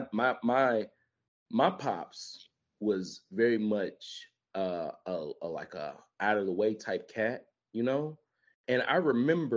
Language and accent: English; Memphis, Tennessee, United States; We lost a real one this week from my hometown